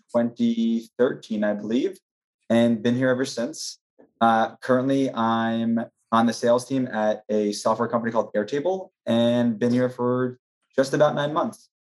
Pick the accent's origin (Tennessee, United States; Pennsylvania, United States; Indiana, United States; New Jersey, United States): New Jersey, United States; moved away as an adult; also born or lived in Maryland; now in New York, United States; born and raised in New Jersey.